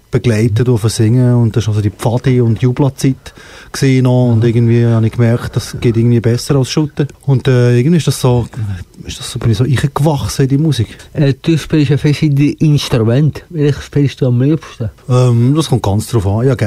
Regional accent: Fribourg, Switzerland; ich komme aus Fribourg, ich eh, bin aus Fribourg, ich bin zweisprachig

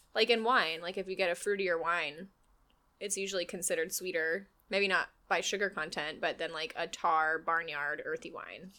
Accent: Winter Park, Florida, United States; I was born in Winter Park, Florida

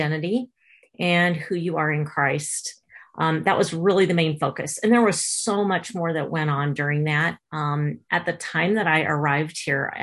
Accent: Omaha, Nebraska, United States; moved away as an adult; now in Redding, United States; I was born and raised in Omaha, Nebraska, so I am a Midwest girl at heart, but right now I am in Redding, California

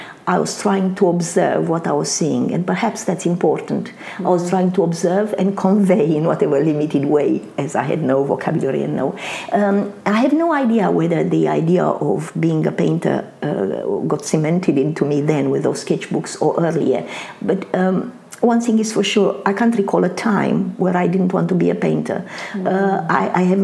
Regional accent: Bucharest, Romania; English is a second language; moved away as an adult; also born or lived in Constanța, Romania; now in Australia; I was born in Bucharest in Romania. However, I spent the early years of my childhood mainly en route to my grandmother, who lived in a town by the Black Sea called Constanța or Constanța.

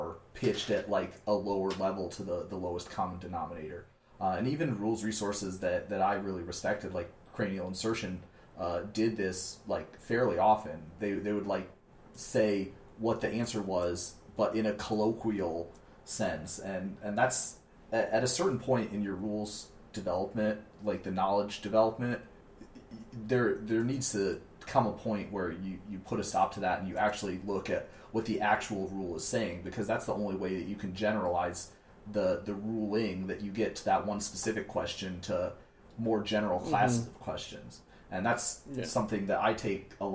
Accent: Fort Wayne, Indiana, United States; I'm from Fort Wayne, Indiana, which is in the Midwest

